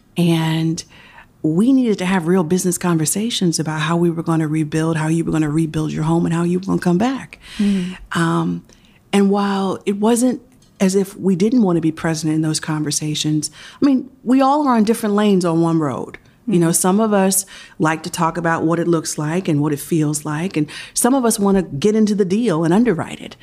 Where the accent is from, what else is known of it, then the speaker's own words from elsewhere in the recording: Philadelphia, Pennsylvania, United States; I was born in Chestnut Hill, Pennsylvania, right outside Philadelphia. I'm fourth generation Philly